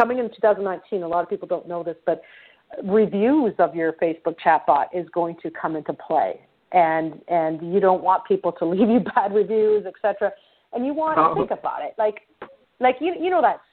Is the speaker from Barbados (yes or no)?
no; Canada; I'm Canadian.